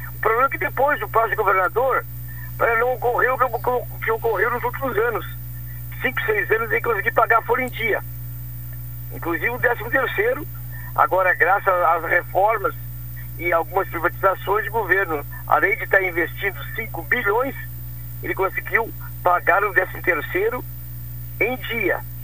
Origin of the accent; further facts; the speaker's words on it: Canguçu, Rio Grande do Sul, Brazil; da minha terra, da minha Canguçu